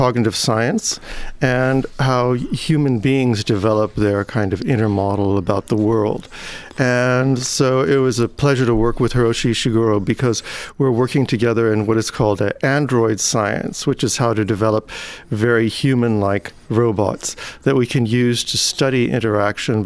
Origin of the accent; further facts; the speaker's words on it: California, United States; moved away as an adult; also born or lived in Switzerland / Cambridge / Osaka, Japan; now in Indiana, United States; I was born in California